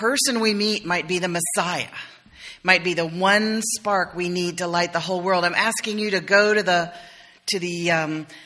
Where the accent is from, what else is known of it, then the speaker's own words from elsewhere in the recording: South Carolina, United States; I'm from South Carolina.